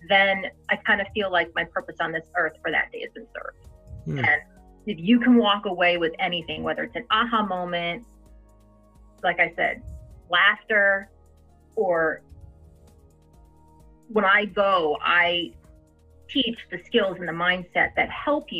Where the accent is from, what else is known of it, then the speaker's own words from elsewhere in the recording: New Jersey, United States; I'm Italian. I'm from New Jersey